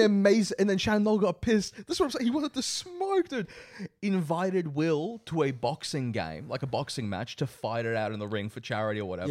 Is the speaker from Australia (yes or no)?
yes; Australia; I am an Australian child of immigrants